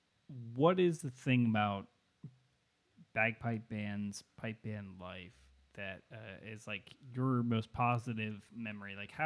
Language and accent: English; United States